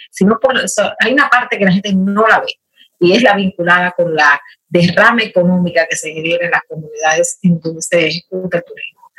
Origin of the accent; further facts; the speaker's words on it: Dominican Republic; dominicana, de pasión, profesión y nacimiento.